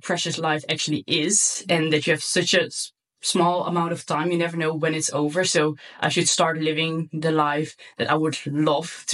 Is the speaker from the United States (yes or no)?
no; Netherlands; English is a second language; also born or lived in Curaçao; I'm born in Curaçao, which is like a super small island just above Venezuela. It's from the Dutch kingdom. And when I was 5 years old, I moved to the Netherlands